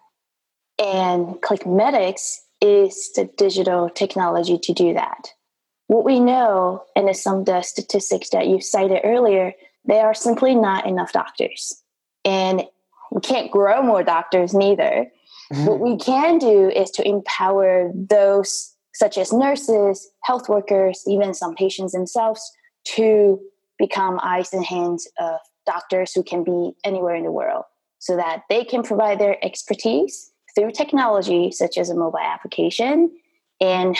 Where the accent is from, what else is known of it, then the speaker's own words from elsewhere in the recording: Taiwan; moved away as an adult; growing up in Taiwan